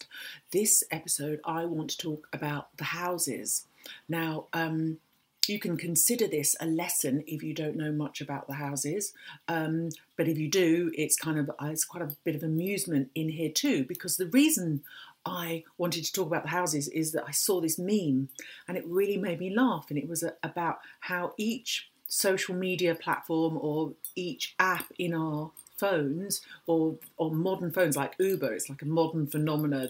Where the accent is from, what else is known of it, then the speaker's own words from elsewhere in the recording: London, United Kingdom; I was born in London